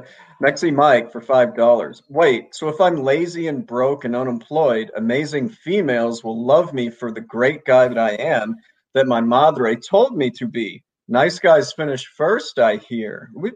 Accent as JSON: {"language": "English", "country": "Kenya", "tie": "born or raised there", "also_born_or_lived": "Honduras", "said": "I spent elementary school in Honduras and high school in Kenya."}